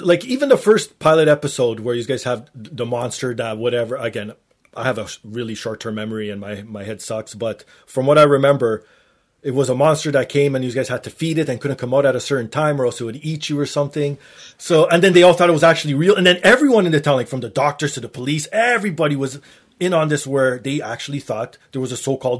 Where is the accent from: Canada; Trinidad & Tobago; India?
Canada; Toronto, Ontario; accent: Torontonian; being from the Toronto area